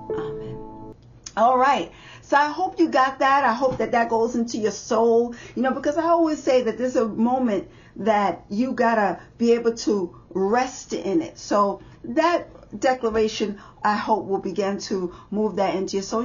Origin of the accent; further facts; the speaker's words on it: New York City, New York, United States; I'm a girl from the Bronx